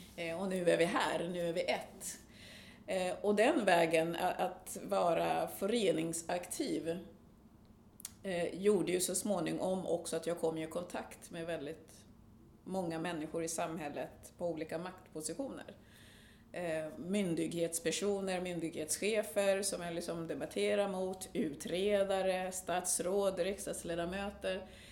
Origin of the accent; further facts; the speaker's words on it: Sweden; also born or lived in Burundi; jag har levt mitt liv i Sverige som svensk